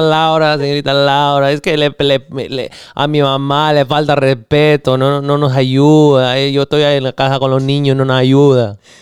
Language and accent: English; Los Angeles, California, United States; moved away; also born or lived in National City, California / Studio City, California; I was born in South Central